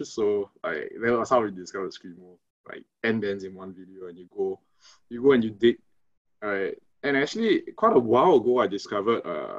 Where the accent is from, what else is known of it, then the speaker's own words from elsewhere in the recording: Singapore; We're from Singapore. In case you guys don't know, it's a tiny country in Southeast Asia.